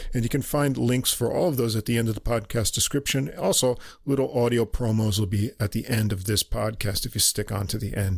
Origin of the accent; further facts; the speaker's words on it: New York, United States; accent: New York; moved away as an adult; now in Japan; I'm not from New York City anyway, just from New York State, so no one's gonna peg me as a New Yorker